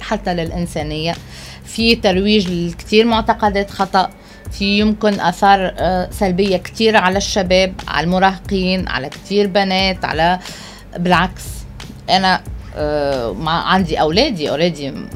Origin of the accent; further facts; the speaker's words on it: Tunisia; also born or lived in France; عندنا في تونس